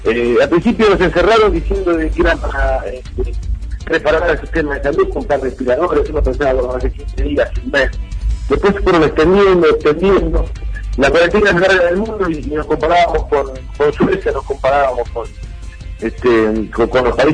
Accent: Mar de Ajó, Buenos Aires Province, Argentina; moved away; Yo vengo de Mar de Ajó.

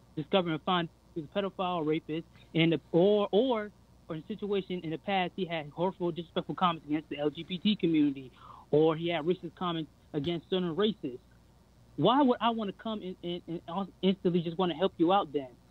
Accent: United States; I was born in America

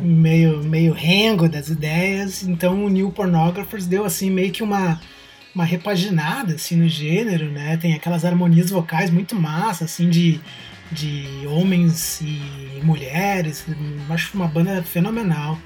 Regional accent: Brazil; now in Canada; pra gente que é brasileiro

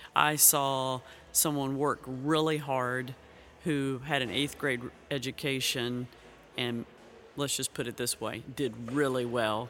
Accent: Kentucky, United States; moved away as an adult; also born or lived in Ukraine; now in Xenia, United States; I grew up in Kentucky.

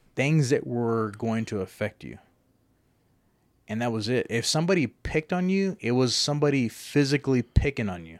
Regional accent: Lubbock, Texas, United States; moved away as an adult; now in Amarillo, United States; I've always pictured Lubbock as my hometown

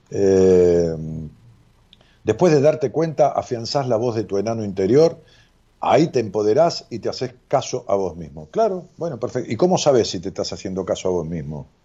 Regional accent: Mexico; now in Los Angeles, United States; Soy de México, pero vivo aquí en Los Ángeles, California.

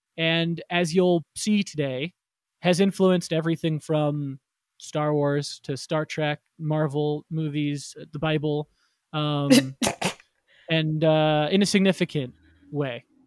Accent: Florida, United States; I grew up in Florida

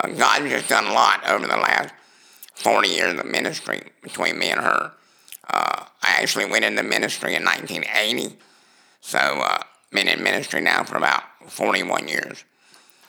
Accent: South Georgia, United States; I grew up basically in South Georgia. I was raised by two grandparents

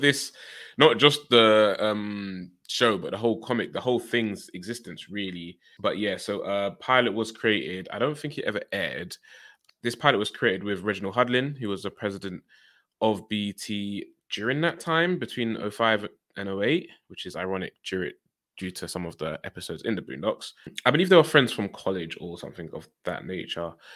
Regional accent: United Kingdom; growing up in the U K

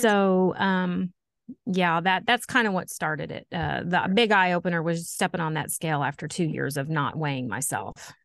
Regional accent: Poseyville, Indiana, United States; I am from Poseyville, Indiana, uh, born and raised Posey County girl.

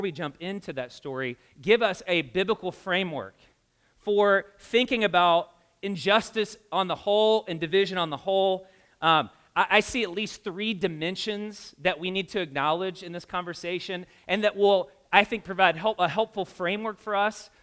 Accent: the South, United States; now in Indianapolis, United States; I grew up in the South

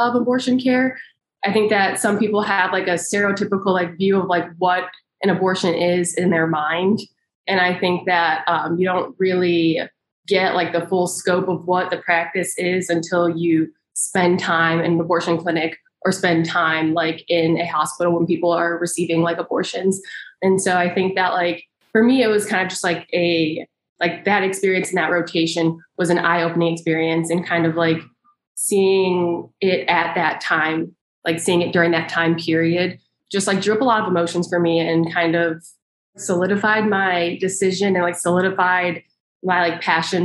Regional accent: Michigan, United States; now in Indiana, United States; I am originally from Michigan

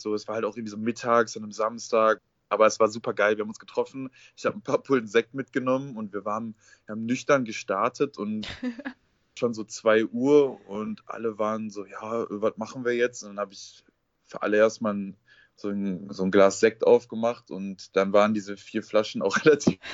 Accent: Essen, North Rhine-Westphalia, Germany; Ich komme aus dem Ruhrgebiet, aus Essen.

